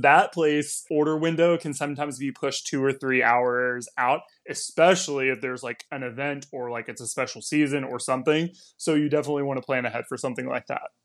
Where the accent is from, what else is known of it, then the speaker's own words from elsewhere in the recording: Texas, United States; moved away as an adult; also born or lived in Washington, D.C.; now in Los Angeles, United States; I live in L A now, but I grew up in Texas